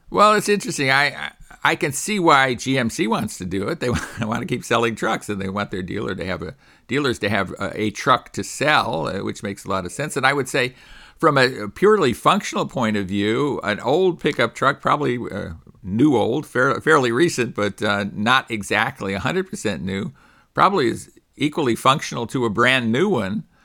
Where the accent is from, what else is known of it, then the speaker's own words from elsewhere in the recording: California, United States; my home state